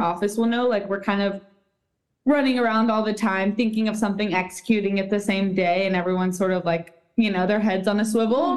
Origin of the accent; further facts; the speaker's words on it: Austin, Texas, United States; my hometown, which is Austin, Texas.